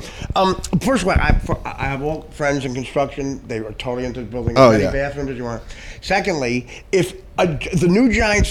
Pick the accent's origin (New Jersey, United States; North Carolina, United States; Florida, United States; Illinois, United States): New Jersey, United States; Union; also born or lived in Newark, New Jersey; I grew up in Union